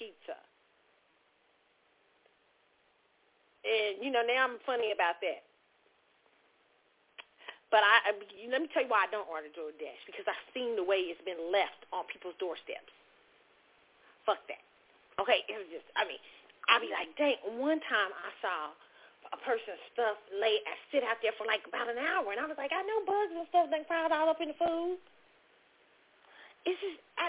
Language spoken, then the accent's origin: English; Kansas City, United States; moved away; my favorite places in Kansas City when I go home